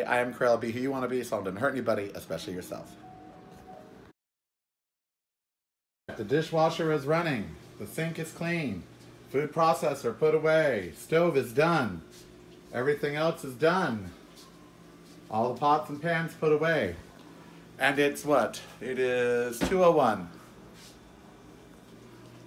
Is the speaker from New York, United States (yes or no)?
no; Miami Beach, Florida, United States; I was born in Miami Beach